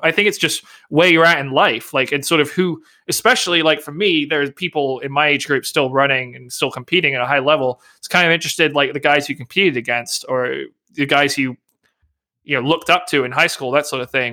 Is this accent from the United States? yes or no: no; England, United Kingdom; accent: English; my English accent.